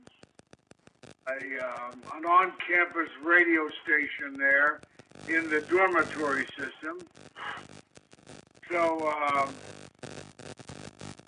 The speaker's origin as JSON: {"language": "English", "town": "Kansas City", "country": "United States", "tie": "born or raised there", "also_born_or_lived": "Chicago", "moved": "as an adult"}